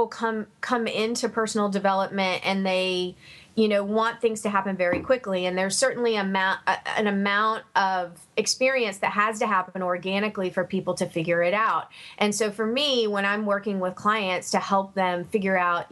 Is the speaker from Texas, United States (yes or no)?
no; Savannah, Georgia, United States; I'm originally from Savannah, Georgia